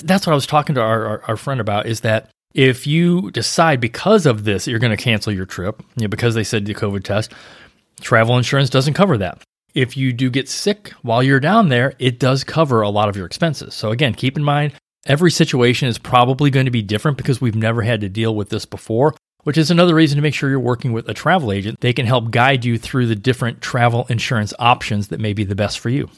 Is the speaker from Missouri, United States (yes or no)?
yes; St. Louis, Missouri, United States; now in Tampa Bay, United States; Growing up in Saint Louis